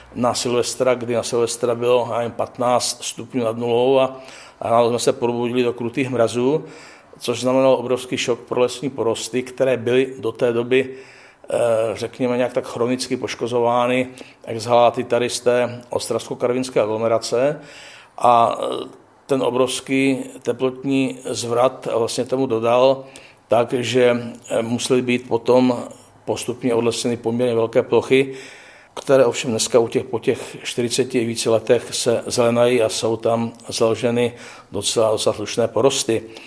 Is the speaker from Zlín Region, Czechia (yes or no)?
yes; Krhová, Zlín Region, Czechia; vyrůstal jsem poblíž Valasko-Meziříčí ve vsi Krhovák